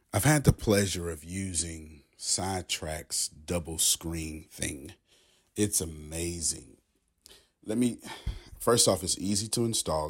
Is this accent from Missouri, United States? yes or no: no; Galveston, Texas, United States; I'm from Galveston, Texas.